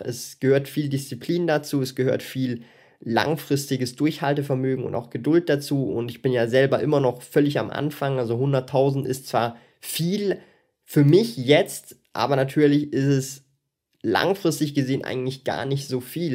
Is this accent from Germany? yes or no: no; Switzerland; ich bin Schweizer